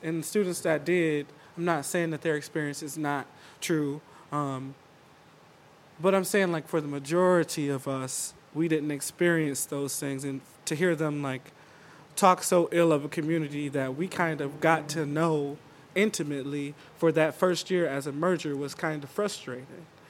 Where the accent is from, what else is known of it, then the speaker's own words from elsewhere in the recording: Albion, Michigan, United States; I was born and raised in Albion